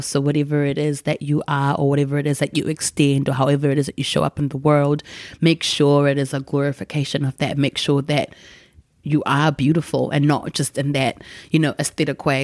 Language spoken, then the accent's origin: English; Gutu, Masvingo, Zimbabwe; moved away; we grew up in Gutu, going to the village where her people were from